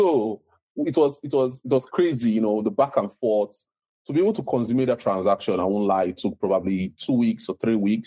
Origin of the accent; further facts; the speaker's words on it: Delta, Nigeria; I'm from Delta State, Nigeria.